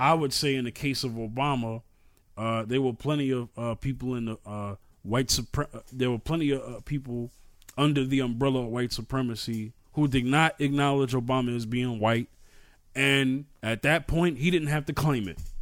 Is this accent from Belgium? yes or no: no; New York City, New York, United States; I'm from New York, right? New York City. And the projects that I grew up it, grew up